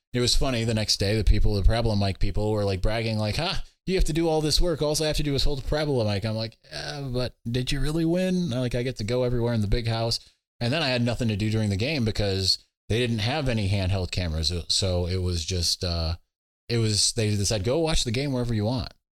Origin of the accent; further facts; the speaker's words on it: Ann Arbor, Michigan, United States; that's where I was born in Ann Arbor, Michigan, at the University of Michigan Hospital